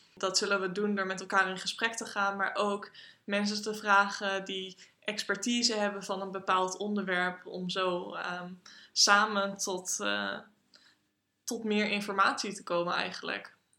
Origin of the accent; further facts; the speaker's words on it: Groningen, Netherlands; Ik kom uit Groningen en ik woon in Groningen.